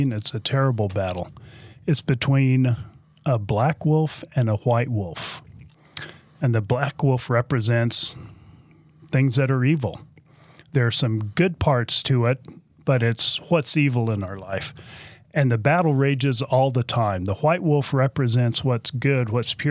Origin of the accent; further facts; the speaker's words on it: Texas, United States; I'm from Texas. I can say y'all.